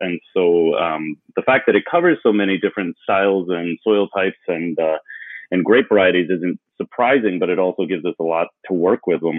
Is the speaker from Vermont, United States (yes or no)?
yes; Vermont, United States; moved away as an adult; also born or lived in Houston, Texas; I currently live in the great metropolis of Cambridge, Vermont